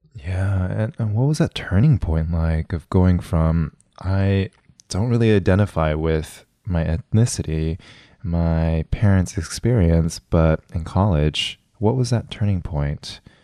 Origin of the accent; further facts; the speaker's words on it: West Covina, California, United States; my hometown of West Covina